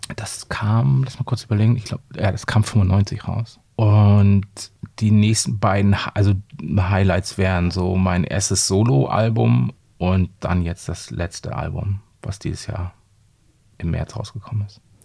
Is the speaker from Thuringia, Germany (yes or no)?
no; Bremerhaven, Bremen, Germany; moved away as an adult; now in Hamburg, Germany; ich komme ja ursprünglich aus Bremerhaven